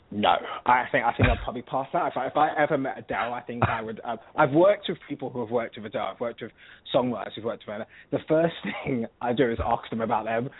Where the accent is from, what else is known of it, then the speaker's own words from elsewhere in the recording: London, United Kingdom; accent: British; You can pretty much hear that I'm from London.